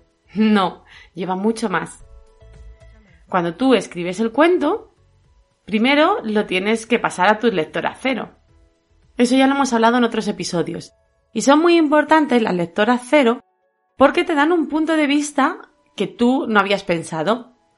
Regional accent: Castilla-La Mancha, Spain; yo soy manchega

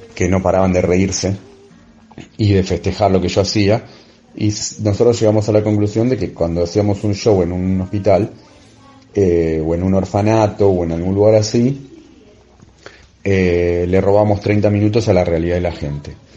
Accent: Argentina; moved away as an adult; also born or lived in Buenos Aires; now in Spain; soy de Argentina y estoy viviendo en España desde febrero del 2020

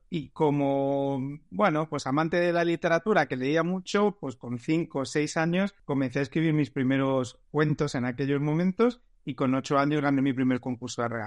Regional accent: Almería, Andalusia, Spain; moved away as an adult; also born or lived in Madrid; soy, soy de allí, soy andaluz

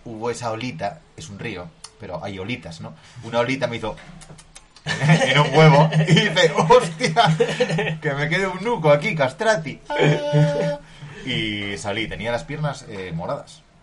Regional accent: Asturias, Spain; nosotros como asturianos y como hijos del business

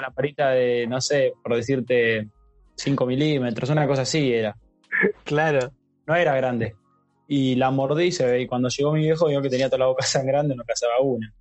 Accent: Quilmes, Buenos Aires Province, Argentina; yo me acuerdo cuando era chico, eh, que vivía en Quilmes

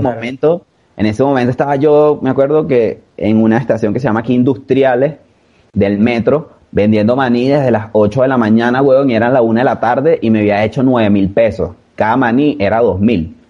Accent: Caracas, Capital District, Venezuela; en Venezuela, por lo menos en Caracas, de donde yo soy

